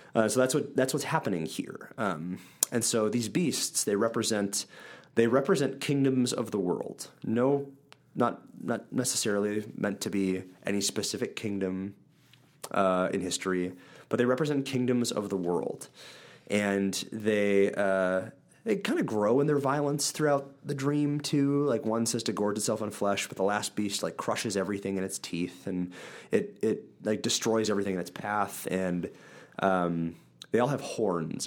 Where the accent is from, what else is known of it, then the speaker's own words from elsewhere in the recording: central Wisconsin, United States; I grew up in Wisconsin. Um, central Wisconsin, Midwest United States.